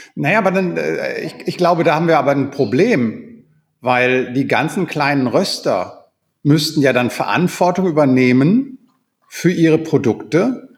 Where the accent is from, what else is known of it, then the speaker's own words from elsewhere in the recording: Senden, North Rhine-Westphalia, Germany; Ich komme ja aus Senden, einer kleinen Gemeinde im Münsterland, 20 Kilometer südlich von Münster